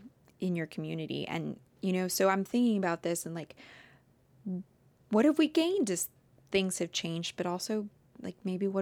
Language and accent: English; Midwest, United States; I grew up in the Midwest and this was like not a thing.